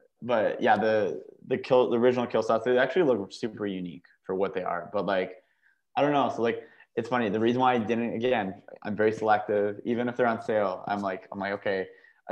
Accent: Canada; I'm a Canadian

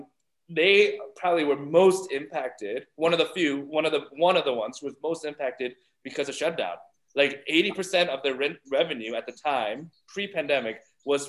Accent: Ohio, United States; I grew up in Ohio

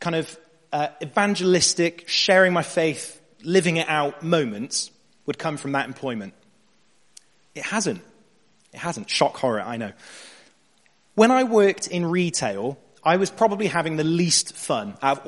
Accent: Bristol, South West England, United Kingdom; I'm a graphic designer, born and raised in Bristol.

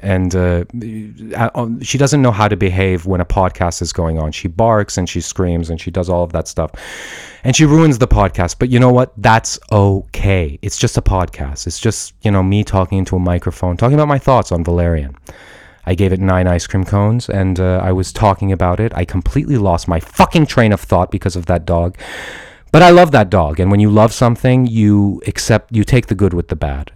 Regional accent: Portland, Oregon, United States; I'm an Iranian American guy. I was born in Portland, Oregon, but my blood is from Iran

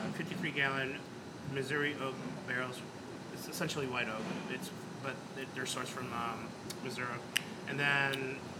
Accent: Puerto Rico; I'm from Puerto Rico.

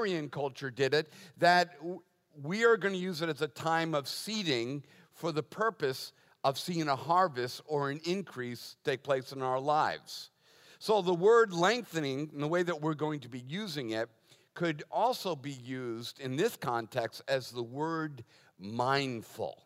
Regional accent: Boston, Massachusetts, United States; I was born and raised Catholic in Boston

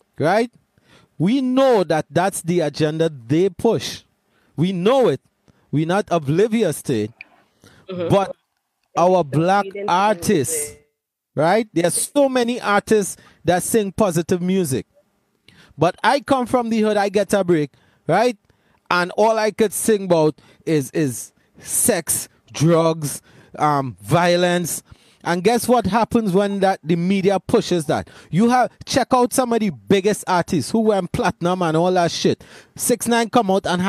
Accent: Laventille, Trinidad & Tobago; grew up in Lavantil

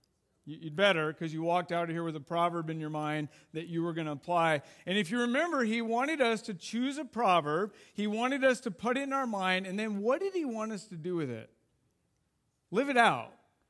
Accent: Idaho, United States; And we grew up in Idaho, or, you know, lived in Idaho, and we loved backpacking.

